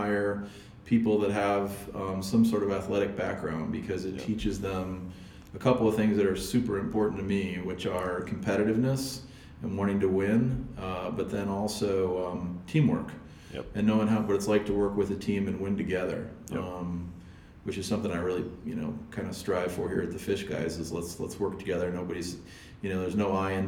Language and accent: English; Champaign, Illinois, United States; moved away as an adult; also born or lived in Valparaiso, Indiana / Indianapolis, Indiana; now in Minneapolis, United States; we moved to Champaign, and I lived there, you know, where the University of Illinois is, from the time I was in kindergarten all the way till I graduated from high school.